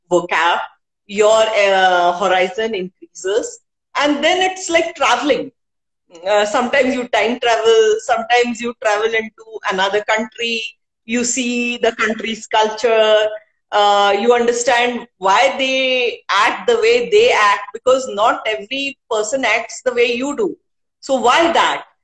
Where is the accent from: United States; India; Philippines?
India; first language Hindi; English is a second language; initially, I couldn't write in Hindi, though Hindi is my mother tongue.